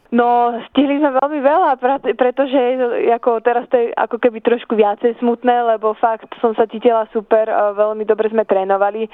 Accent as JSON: {"language": "Slovak", "country": "Switzerland", "tie": "born or raised there", "said": "sa narodila aj vyrastla som vo Šočiarsku, som veľmi hrdá na svoje slovenské korene"}